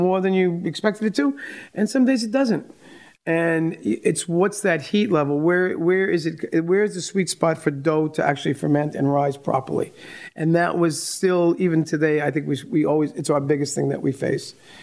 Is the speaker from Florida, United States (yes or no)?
no; New York, United States; as a kid growing up in New York